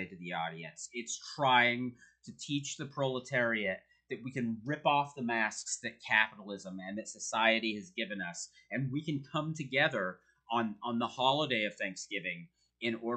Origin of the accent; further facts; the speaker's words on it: United States; As an American